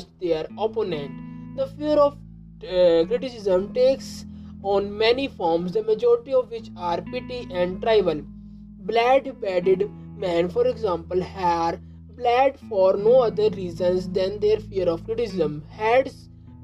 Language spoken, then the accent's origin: English; India; I am from India